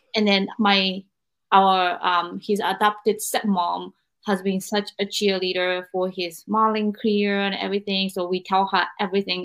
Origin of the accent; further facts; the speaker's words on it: Japan; I'm from Japan, and Japanese culture is very thick about family